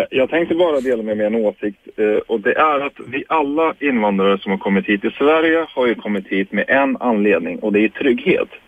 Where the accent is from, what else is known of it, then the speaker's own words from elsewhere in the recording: Turkey; Jag är kurd från Turkiet.